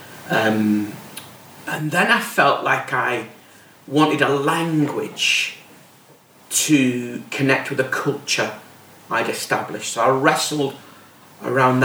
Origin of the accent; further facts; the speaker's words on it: Bradford, Yorkshire and the Humber, United Kingdom; I'm from Bradford.